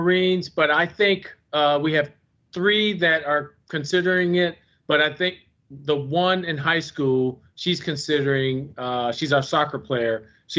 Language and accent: English; Milwaukee, Wisconsin, United States; moved away; I'm a kid from Milwaukee, Wisconsin. So, yes, I'm a big cheesehead